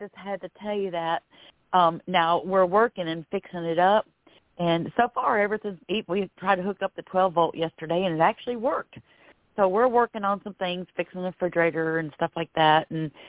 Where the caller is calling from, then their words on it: Florida, United States; I am …, and I'm calling from Florida